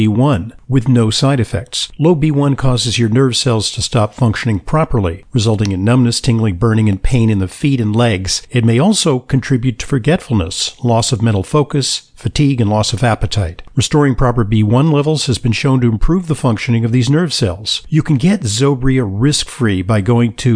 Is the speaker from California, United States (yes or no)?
yes; Southern California, United States; moved away as an adult; now in East Coast, United States; I grew up in Southern California